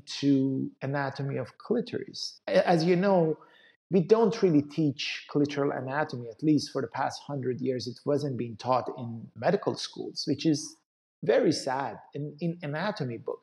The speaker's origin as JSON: {"language": "English", "country": "Iran", "tie": "born or raised there", "moved": "as an adult", "said": "my background is I come from Iran. So I grew up in Iran. I went to medical school back in Iran."}